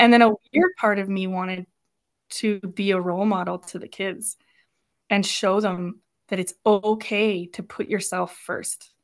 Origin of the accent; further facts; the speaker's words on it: Turner Valley, Alberta, Canada; born and raised in Turner Valley